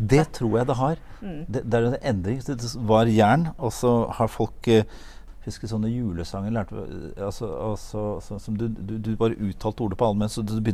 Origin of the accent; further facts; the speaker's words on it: Norway; jeg er norsk.